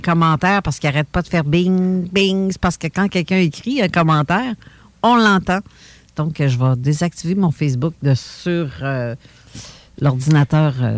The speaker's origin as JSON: {"language": "French", "town": "Sainte-Croix", "region": "Quebec", "country": "Canada", "said": "moi, je viens de Sainte-Croix, dans la région de Lobinière"}